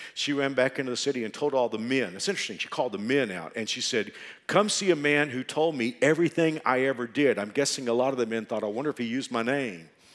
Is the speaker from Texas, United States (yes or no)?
yes; Texas, United States; moved away as an adult; now in Wichita, United States; I was from Texas. I thought I would always live in Texas